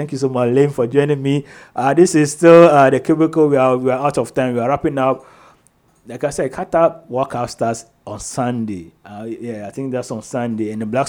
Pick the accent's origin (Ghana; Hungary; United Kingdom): Ghana; So maybe as a Ghanaian